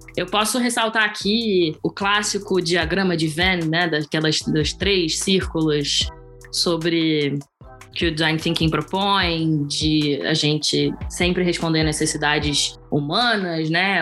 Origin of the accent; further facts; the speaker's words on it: Rio de Janeiro, Brazil; moved away as an adult; now in Portugal; sou carioca, do carnaval de rua do Rio